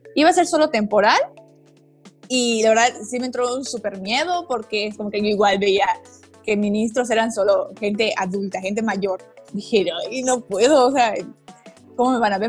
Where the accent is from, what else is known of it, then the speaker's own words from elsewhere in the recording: Mérida, Yucatán, Mexico; originaria, nacida, crecida, viví aquí toda mi vida, Mérida, Yucatán, orgullosamente yucateca